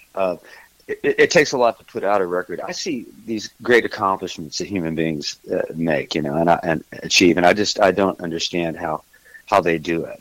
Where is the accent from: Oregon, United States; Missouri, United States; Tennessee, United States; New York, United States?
Missouri, United States; moved away as an adult; also born or lived in California / Texas; now in Nashville, United States; originally I'm from Missouri